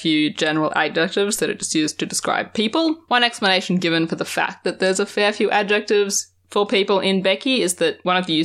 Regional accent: Australia; as an Australian

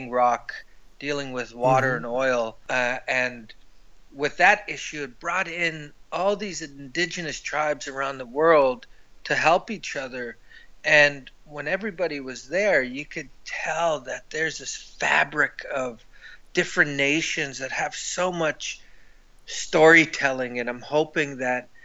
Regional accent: Winnipeg, Manitoba, Canada; moved away as an adult; also born or lived in Ottawa; Everything happened in Manitoba when my parents died when I was young. And then I grew up in Winnipeg

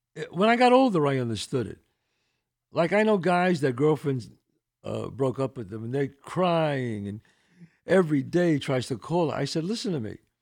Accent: New York City, New York, United States; I grew up in the Bronx

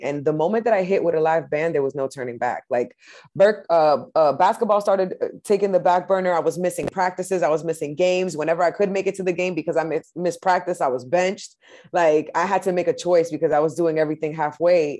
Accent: Lawrence, Massachusetts, United States; now in Boston, United States; I grew up in Lawrence, Mass, uh, up until I was uh, 18 and then i became a boston resident

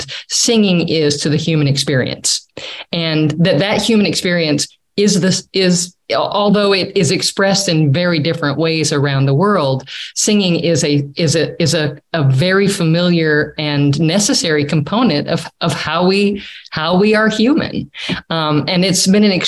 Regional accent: United States; moved away; I'm such an American, which I'm very fine and happy to be an American

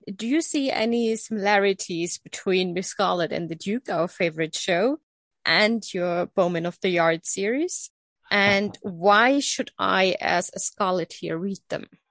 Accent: Coburg, Bavaria, Germany; I'm from Coburg, so I'm from her ah, husband's birthplace

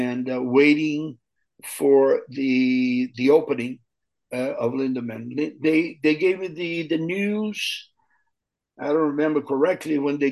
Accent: Brazil; moved away as an adult; I was from Brazil

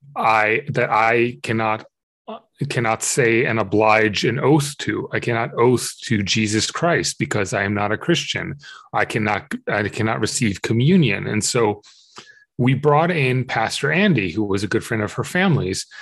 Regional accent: Israel; I grew up in Israel

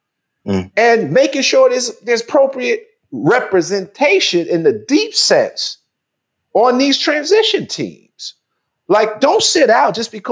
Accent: New York City, New York, United States; I'm from Queensbridge

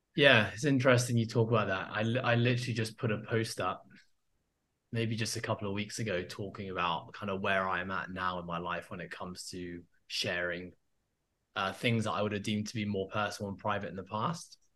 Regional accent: Hong Kong; I grew up in Hong Kong, um, and that's where I am now. That's been home forever

